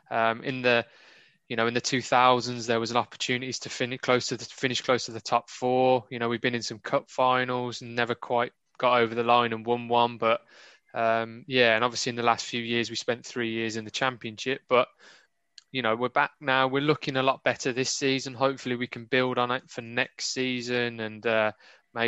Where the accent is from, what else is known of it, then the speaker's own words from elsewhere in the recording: High Wycombe, South East England, United Kingdom; I was born in High Wycombe.